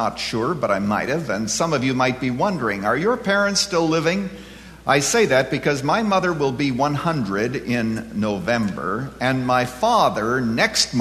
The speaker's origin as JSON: {"language": "English", "country": "Canada", "tie": "born or raised there", "moved": "yes", "lives_now": "United States", "said": "I was born and reared in Canada"}